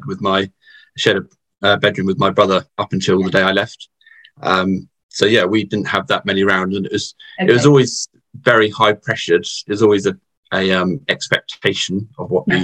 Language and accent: English; Southampton, South East England, United Kingdom; I was brought up in the Plymouth Brethren Christian Church in Southampton, so we're on the south coast of the UK